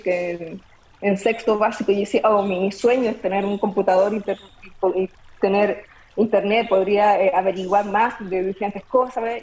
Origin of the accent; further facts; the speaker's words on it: Copiapó, Atacama, Chile; nos mudamos a la ciudad de Copiapó y eh, en séptimo básico decidí entrar a la Academia de Ciencias de mi colegio